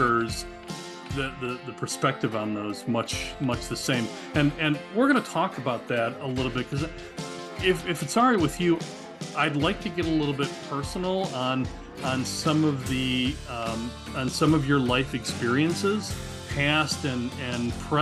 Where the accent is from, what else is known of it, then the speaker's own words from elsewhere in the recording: Lamont, United States; I grew up in Lamont